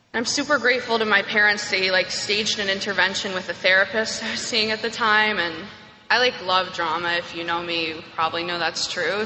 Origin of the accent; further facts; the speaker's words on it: New York, United States; I'm from New York. I grew up on the upper, upper west side, as we call it